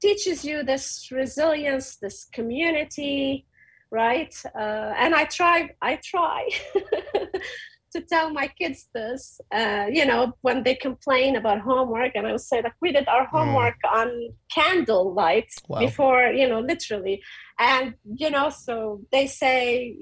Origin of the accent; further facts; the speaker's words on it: Beirut, Beirut Governorate, Lebanon; moved away as an adult; I came from Beirut.